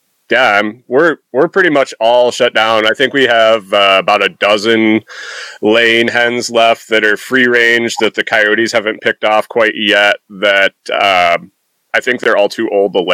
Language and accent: English; New York, United States; moved away; also born or lived in Minnesota; I grew up in New York